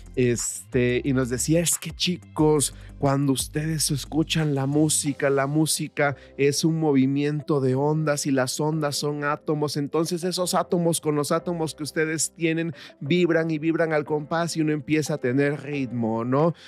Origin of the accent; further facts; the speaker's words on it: Guerrero, Mexico; yo soy del estado de Guerrero